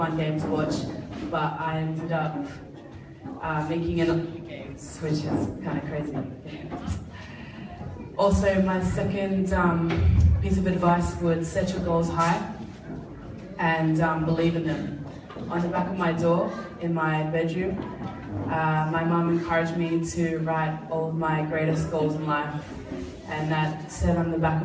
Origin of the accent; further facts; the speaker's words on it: Pacific Harbour, Central Division, Fiji; moved away; also born or lived in Suva, Fiji; We grew up in Pacific Harbour